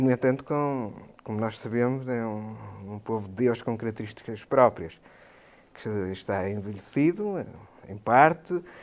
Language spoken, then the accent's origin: Portuguese; Trás-os-Montes, Norte, Portugal; como transmontano